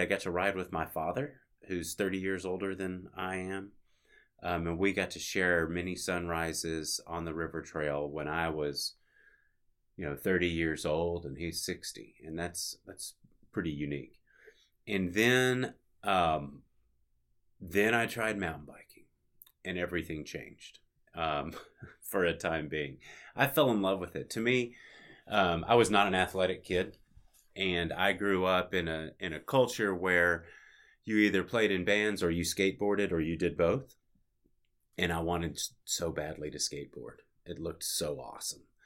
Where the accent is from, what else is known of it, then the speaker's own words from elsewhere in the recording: Little Rock, Arkansas, United States; moved away as an adult; now in Bentonville, United States; That was my hometown.